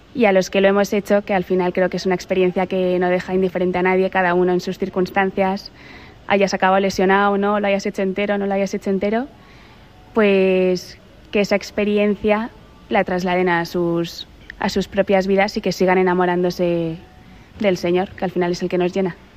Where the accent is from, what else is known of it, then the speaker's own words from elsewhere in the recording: Madrid, Community of Madrid, Spain; also born or lived in Navarre; soy de Madrid